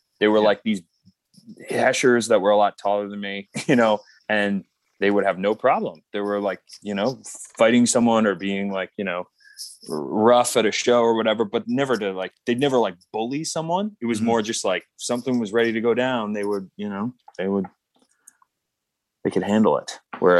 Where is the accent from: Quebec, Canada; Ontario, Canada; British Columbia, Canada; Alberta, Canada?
Ontario, Canada; Toronto; … was from Toronto. We're from Toronto.